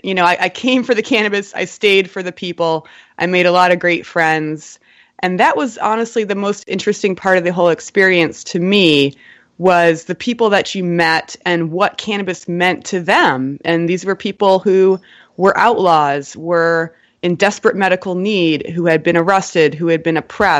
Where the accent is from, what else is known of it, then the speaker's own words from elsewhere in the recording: Cleveland, Ohio, United States; I grew up in Cleveland, and I was kind of a hippie kid